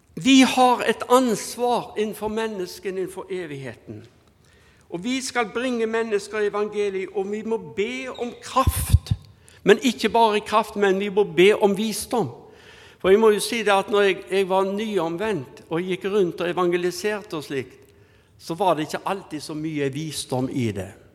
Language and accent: Norwegian; Haugesund, Rogaland, Norway; now in Bergen, Norway; jeg er fra Haugesund, så er jeg araber